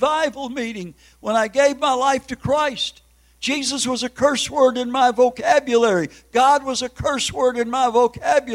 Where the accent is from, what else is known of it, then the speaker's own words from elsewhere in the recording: Minneapolis, Minnesota, United States; moved away; I grew up in the Hennepin County Jail in Minneapolis, Minnesota